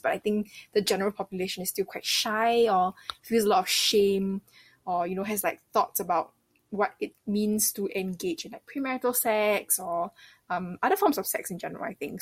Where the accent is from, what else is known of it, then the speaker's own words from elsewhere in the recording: Singapore; I'm from Singapore